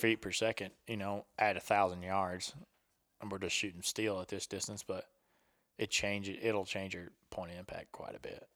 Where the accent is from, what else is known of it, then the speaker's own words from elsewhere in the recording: the South, United States; I'm from the South, and I was in the military for six years